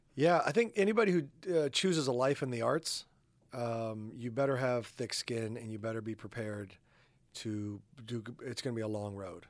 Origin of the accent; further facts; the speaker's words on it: Midwest, United States; moved away; also born or lived in New York; I'm a Midwesterner